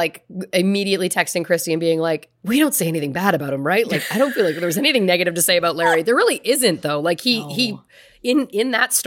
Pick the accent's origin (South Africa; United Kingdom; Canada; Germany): Canada; it was Paul Bernardo and Carla Homolka growing up in Canada.